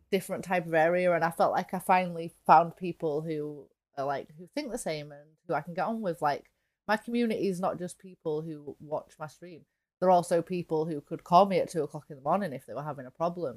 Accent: England, United Kingdom; for me as an English person

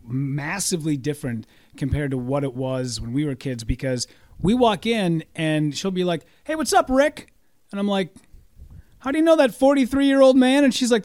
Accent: Hibbing, Minnesota, United States; In Hibbing. {S6} Okay. {S5} So small town, northern Minnesota, but you know everybody.

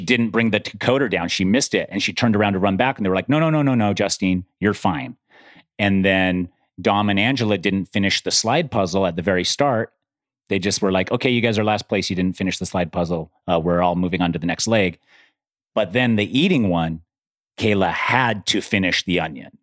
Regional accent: Utah, United States; I grew up in Utah too. I grew up at high altitude

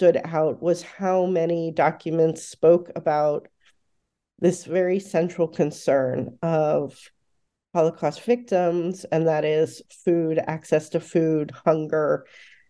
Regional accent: East Brunswick, New Jersey, United States; I grew up in central New Jersey, in East Brunswick and North Brunswick, New Jersey

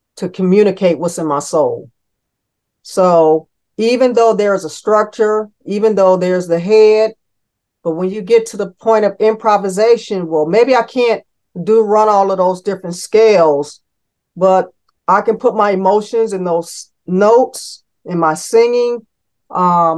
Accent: Cleveland, Ohio, United States; now in Raleigh, United States; I'm that kid from Cleveland

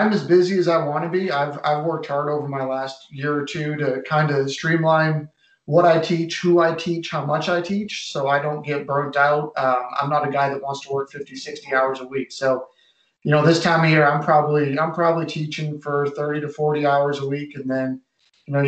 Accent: Massachusetts, United States; moved away; I grew up in Massachusetts

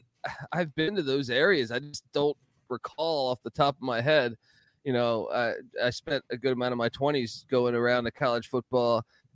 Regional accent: Washington, District of Columbia, United States; I grew up in Washington, D.C.

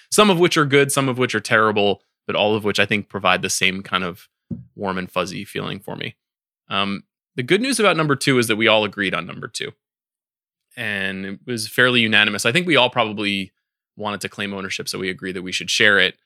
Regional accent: Farmingdale, New York, United States; I, I grew up fu, ten minutes from The Real Adventureland, which is in Farmingdale, Long Island

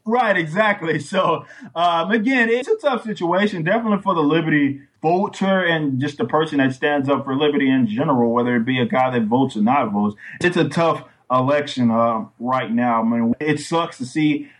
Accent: Texas, United States; I'm from Texas

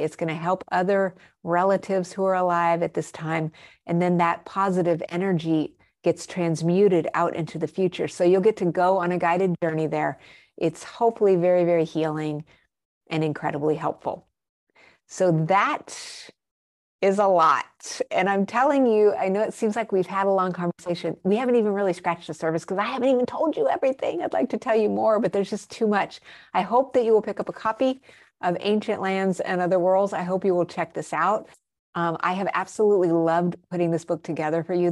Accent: Albuquerque, New Mexico, United States; also born or lived in Arizona / Colorado; I grew up in Albuquerque, New Mexico, and I spent a lot of my formative years also in Arizona and Colorado

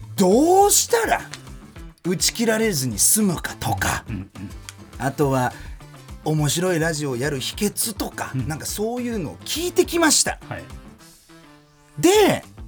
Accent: Germany; 1990年6月29日ドイツ生まれの30歳

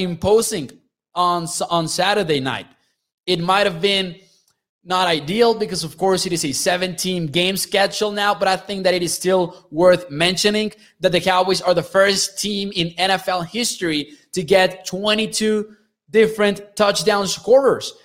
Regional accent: Mexico; I'm from Mexico

